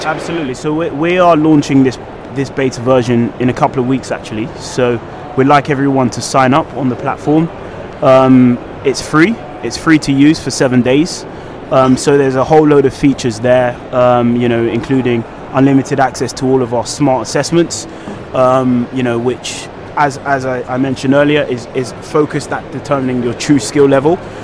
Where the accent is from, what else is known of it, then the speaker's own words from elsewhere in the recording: London, United Kingdom; I'm a British-born Nigerian, um, born from um, a humble background. Um, was born and raised in West London.